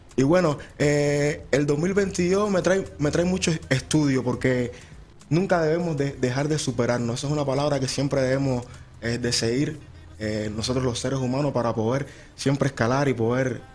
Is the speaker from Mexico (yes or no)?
no; Camagüey, Cuba; now in Arizona, United States; Vengo, nací en, en una ciudad de Cuba llamada Camagüey.